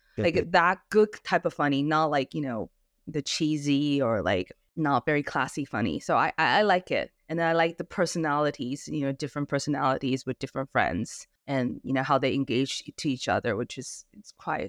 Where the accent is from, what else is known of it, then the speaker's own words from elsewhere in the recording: Canada; accent: Canadian; also born or lived in Singapore / London; Well, I was raised in Singapore and Canada, and I was also in London for a little while.